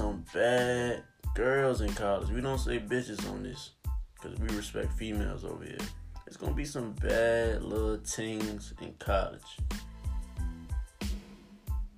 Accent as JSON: {"language": "English", "town": "Charles City", "region": "Virginia", "country": "United States", "tie": "born or raised there", "said": "I'm really from Charles City, Virginia. You know what I'm saying? Charles City County. Born and raised"}